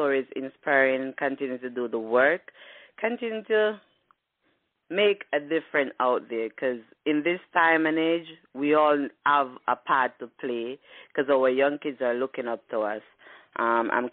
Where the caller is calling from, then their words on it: Pittsburgh, Pennsylvania, United States; I'm calling from Pennsylvania, Pittsburgh